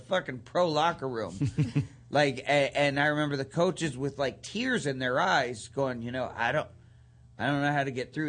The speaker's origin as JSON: {"language": "English", "town": "East Liverpool", "region": "Ohio", "country": "United States", "tie": "born or raised there", "also_born_or_lived": "Canton, Ohio", "said": "we moved from back to my hometown, which is East Liverpool, Ohio, where I was born and where my parents were born and everything"}